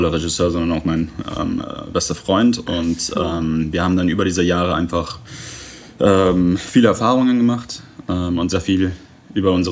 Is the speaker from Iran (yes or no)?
yes; Iran; born there; also born or lived in England; ich bin nur im Iran geboren, weil wir ähm, in England noch keine Aufenthaltsgenehmigung hatten und immer wieder zurück mussten.